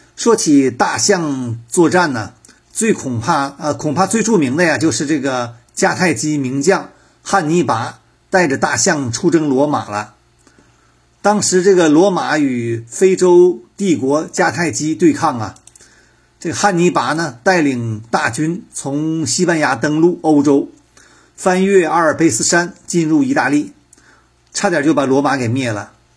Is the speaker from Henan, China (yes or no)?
yes; Henan, China; 我的老家河南